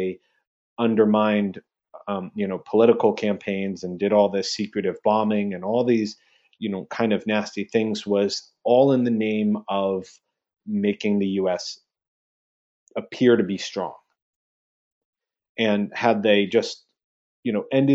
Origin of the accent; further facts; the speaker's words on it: United States; I am American. I was raised by an American family